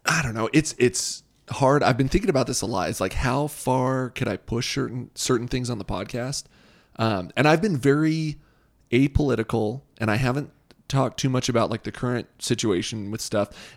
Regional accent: Southern California, United States; growing up in Southern California

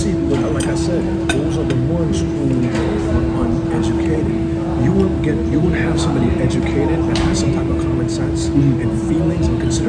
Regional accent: Toronto, Ontario, Canada; born there; also born or lived in Trinidad and Tobago / Buffalo / Virginia; So I was born in Canada, Scarborough, Toronto. Lived in Trinidad for a while. Left Trinidad when I was 7 or 8. This is back in like 88. Went back to Canada. Stayed in Canada until about 2 or 3 years. Moved to Buffalo.

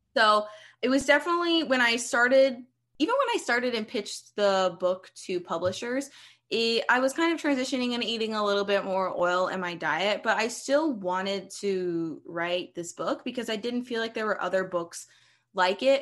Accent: Columbia, Maryland, United States; moved away as an adult; now in Pacific Northwest, United States; I am originally from Columbia, Maryland, which is a suburb, uh, like fifteen minutes outside of Baltimore on the East Coast. And I grew up there

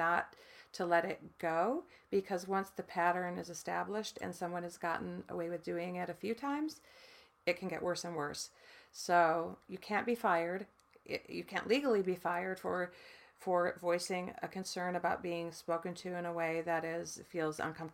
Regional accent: Michigan, United States; I grew up in the Midwest in Michigan, in a farm town.

